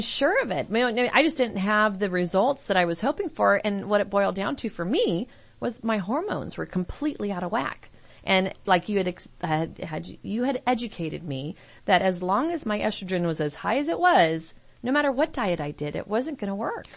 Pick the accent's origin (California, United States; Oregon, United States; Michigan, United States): California, United States; San Francisco; I'm from San Francisco